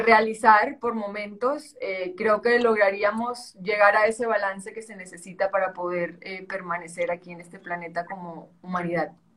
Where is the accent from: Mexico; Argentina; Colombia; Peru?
Colombia; Santa Marta, Magdalena; accent: costeño; moved away; also born or lived in Bogotá / Spain; Yo nací en Bogotá, pero muy, muy pequeñita, a los tres o seis meses, no recuerdo, obviamente no recuerdo, pero no recuerdo lo que me dijo mi mamá si era a los tres o a los seis. Eh, me fui a vivir a Santa Marta, ahí crecí